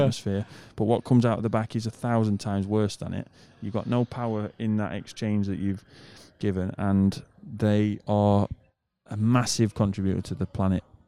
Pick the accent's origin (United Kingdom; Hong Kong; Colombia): United Kingdom; moved away; I'm a British person